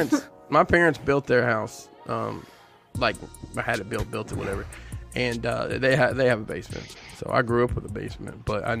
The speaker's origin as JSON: {"language": "English", "region": "Alabama", "country": "United States"}